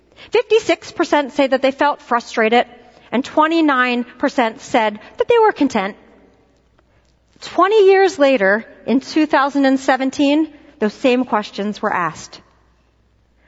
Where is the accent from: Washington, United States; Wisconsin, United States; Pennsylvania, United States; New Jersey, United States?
Pennsylvania, United States; Philadelphia; moved away; I'm from Philadelphia, and similar to New Yorkers, we have an entirely different way of saying, bless her heart